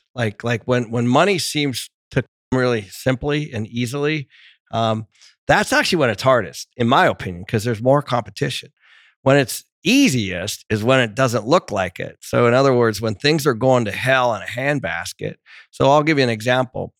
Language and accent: English; Seattle, Washington, United States; moved away; also born or lived in Portland; I grew up in Seattle